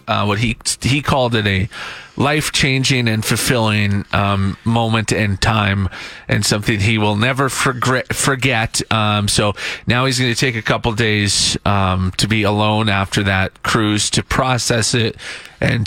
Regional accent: Saskatchewan, Canada; I'm from Saskatchewan

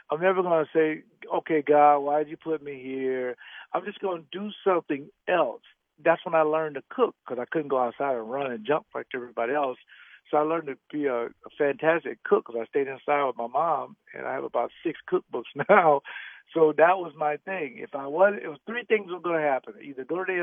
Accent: the South, United States; growing up as a young man, I'm from the South, so that meant we go to church like 200 days a week.

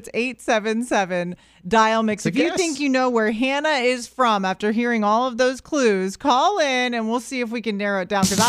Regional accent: Orlando, Florida, United States; born and raised in Orlando. And everyone's always like, so where are you from? I'm like, no, I'm actually Florida native.

